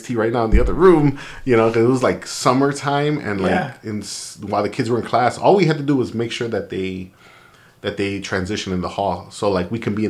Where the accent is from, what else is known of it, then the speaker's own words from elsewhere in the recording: Chicago, Illinois, United States; I'm from Chicago.